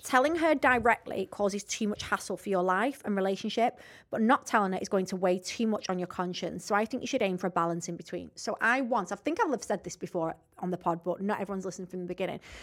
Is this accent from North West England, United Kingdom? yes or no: yes; Rossendale, North West England, United Kingdom; I'm actually from Rosendale